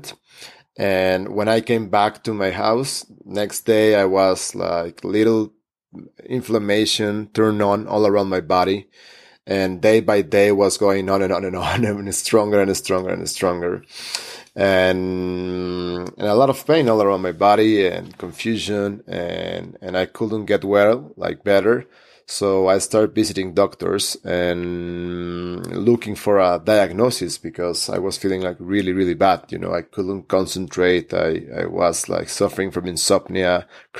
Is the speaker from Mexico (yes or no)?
yes; Hermosillo, Sonora, Mexico; also born or lived in Mexico City; within my city, my Hermosillo, my hometown